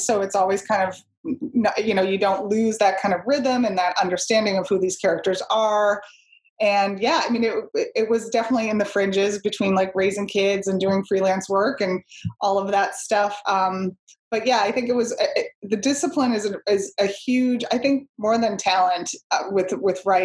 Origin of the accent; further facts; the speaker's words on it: Boston, Massachusetts, United States; I grew up in Boston, you know, went into the North End all the time